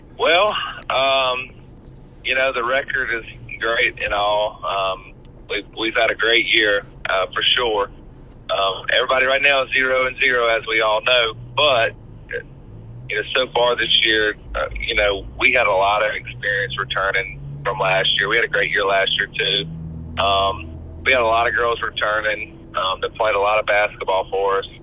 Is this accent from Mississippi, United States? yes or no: yes; Brookhaven, Mississippi, United States; I grew up in Brookhaven, Mississippi